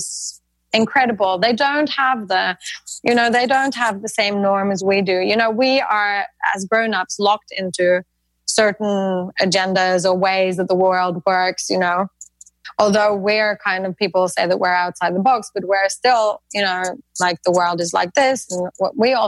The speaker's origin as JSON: {"language": "English", "country": "Norway", "said": "I'm from Norway"}